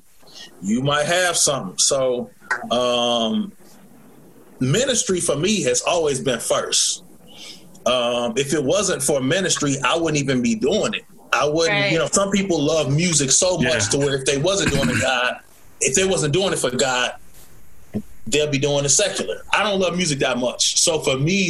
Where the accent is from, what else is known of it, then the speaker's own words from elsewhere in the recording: Pontiac, Michigan, United States; growing up in Pontiac